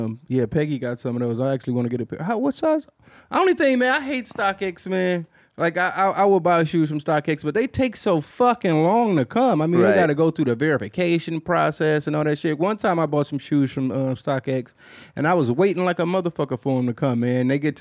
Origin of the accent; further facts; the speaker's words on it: Queens, New York, United States; I grew up in Queens, New York.